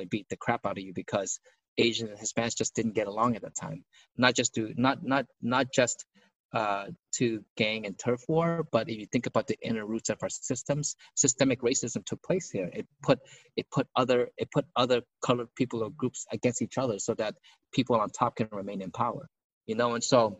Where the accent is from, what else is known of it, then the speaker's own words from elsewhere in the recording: Lowell, Massachusetts, United States; also born or lived in Chicago, Illinois / Cambodian refugee camp; it wasn't easy growing up in Lowell had city councilors that looked at us, looked down at the Khmer community